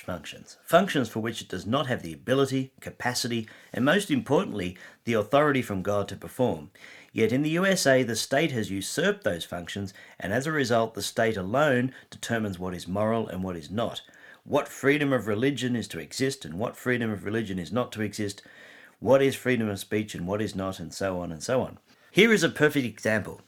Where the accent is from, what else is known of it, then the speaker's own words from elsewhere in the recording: Australia; I am an Aussie